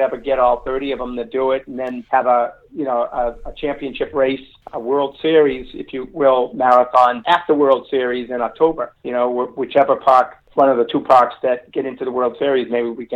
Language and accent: English; Medford, Massachusetts, United States; my hometown of Medford, Mass